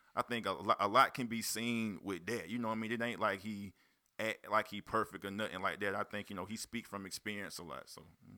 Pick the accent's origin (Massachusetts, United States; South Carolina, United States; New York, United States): South Carolina, United States; Union; also born or lived in Spartanburg, South Carolina; Spartanburg, South Carolina. Grew up in Union. I ain't gonna just claim Union for Union. My dad from Union, but I was born in Spartanburg, South Carolina. Currently still stay in Spartanburg.